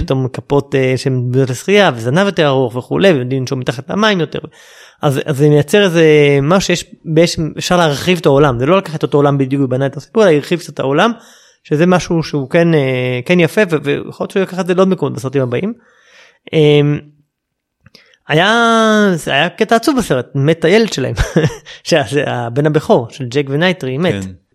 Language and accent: Hebrew; Israel; אנחנו כישראלים